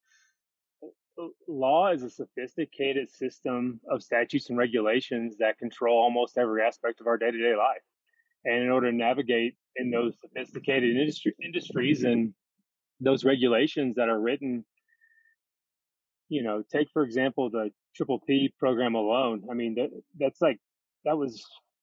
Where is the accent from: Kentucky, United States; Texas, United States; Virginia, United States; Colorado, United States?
Kentucky, United States; Fordsville; moved away as an adult; also born or lived in Hilton Head / South Korea / Los Angeles / Louisville; from Western Kentucky, from born and raised in Fordsville, Kentucky